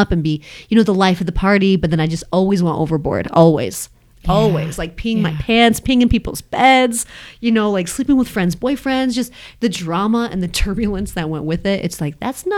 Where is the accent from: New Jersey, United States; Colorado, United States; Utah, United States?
Colorado, United States; Longmont; I grew up in Longmont